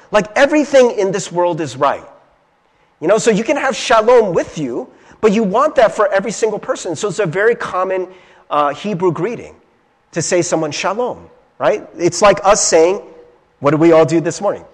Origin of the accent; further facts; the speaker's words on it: Cincinnati, Ohio, United States; I grew up in Cincinnati, Ohio in, in a small town